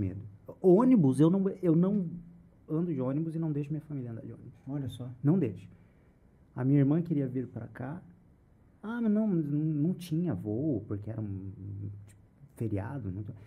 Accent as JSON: {"language": "Portuguese", "town": "Cambé", "region": "Paraná", "country": "Brazil", "said": "eu não sou londrina, eu sou de Cambé"}